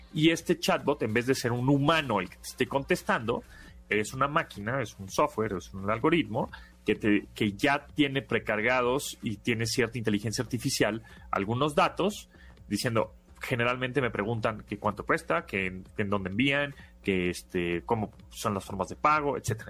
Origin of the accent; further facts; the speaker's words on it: Mexico; nosotros como mexicanos